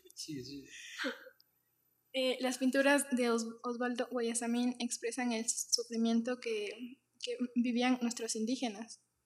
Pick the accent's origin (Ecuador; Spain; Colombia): Ecuador; de aquí, de, Ecuador